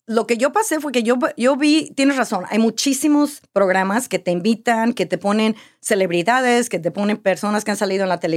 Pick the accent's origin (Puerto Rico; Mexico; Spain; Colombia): Mexico; now in United States; Mira, desde que yo me vine a Estados Unidos de México, siempre había querido comprar una casa, comprar un apartamento, algo así.